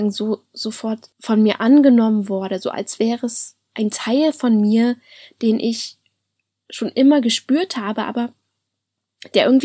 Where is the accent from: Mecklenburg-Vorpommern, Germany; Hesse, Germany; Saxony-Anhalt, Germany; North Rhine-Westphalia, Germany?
Saxony-Anhalt, Germany; Halle; Also ich komme ja aus Halle an der Saale und das war dann in Leipzig.